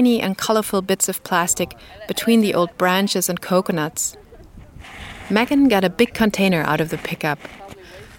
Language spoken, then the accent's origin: English; Berlin, Germany; my hometown Berlin